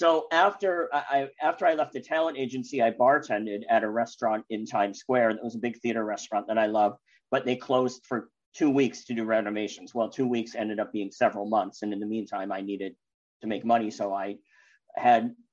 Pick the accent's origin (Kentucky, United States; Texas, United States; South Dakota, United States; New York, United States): New York, United States; New York City; moved away as an adult; I'm a New Yorker